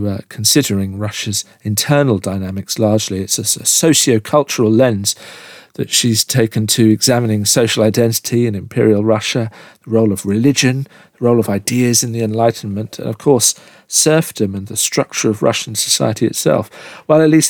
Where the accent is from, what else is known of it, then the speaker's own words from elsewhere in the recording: United Kingdom; as a Brit, I've grown up in the shadow of Nelson's Column and Waterloo